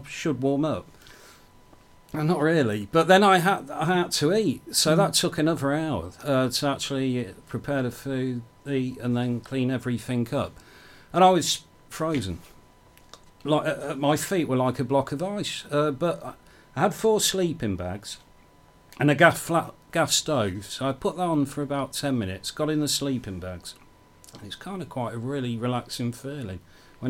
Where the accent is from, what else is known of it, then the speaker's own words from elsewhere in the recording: Banbury, South East England, United Kingdom; moved away; I'm from Banbury originally